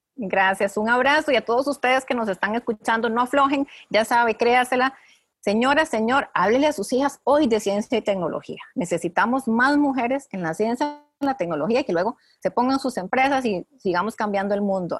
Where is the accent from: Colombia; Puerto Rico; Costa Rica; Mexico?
Costa Rica; mujeres nacidas y criadas en Costa Rica